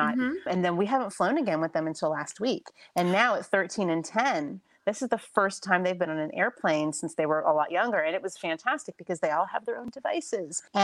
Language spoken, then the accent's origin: English; Florida, United States; moved away as an adult; now in New York, United States; I grew up in Florida and my parents still live in South Florida